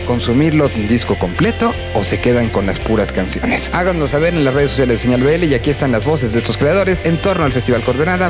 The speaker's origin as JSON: {"language": "Spanish", "country": "Mexico", "said": "los mexicanos"}